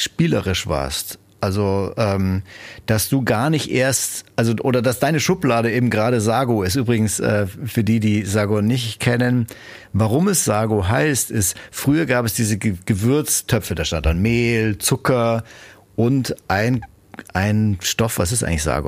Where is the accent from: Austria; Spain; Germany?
Germany; als Deutsche, Europäer